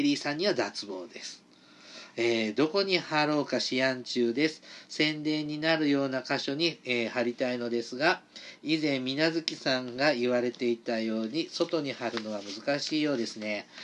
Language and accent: Japanese; Mie, Japan; 僕、三重出身なんで